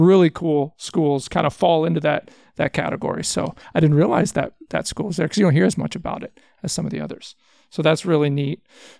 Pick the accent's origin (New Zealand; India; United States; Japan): United States; Houston, Texas; I was born in Houston, so I grew up in Texas